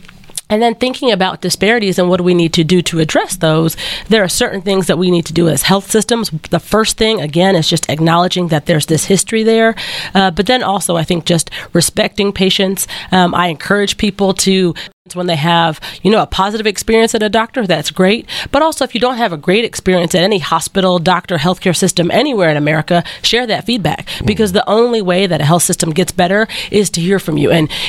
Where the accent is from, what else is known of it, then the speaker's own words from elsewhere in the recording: Texarkana, Texas, United States; I'm where I grew up in Texarkana, I love it